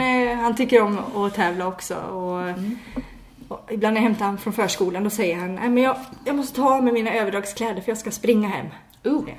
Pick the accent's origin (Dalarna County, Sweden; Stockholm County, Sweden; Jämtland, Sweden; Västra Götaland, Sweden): Jämtland, Sweden; Järpen; now in Varberg, Sweden; jag kommer ju inte härifrån, jag kommer ju från Järpen som ligger nära Åre